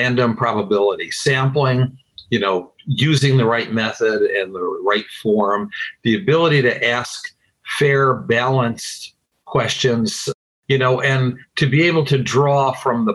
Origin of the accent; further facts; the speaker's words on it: Utica, New York, United States; in my hometown, upstate New York, ultimately leading me to run for mayor of my little city, Utica